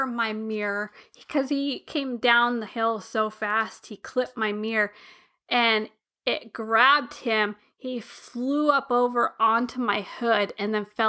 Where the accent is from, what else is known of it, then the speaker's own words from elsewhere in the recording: United States; because I'm American.